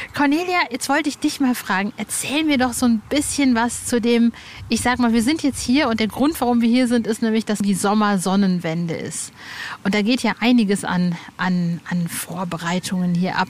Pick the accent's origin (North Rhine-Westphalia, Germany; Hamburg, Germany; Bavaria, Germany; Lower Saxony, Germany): North Rhine-Westphalia, Germany; Hövelhof; moved away; Ich bin ja im Kreis Paderborn aufgewachsen, also Born in Paderborn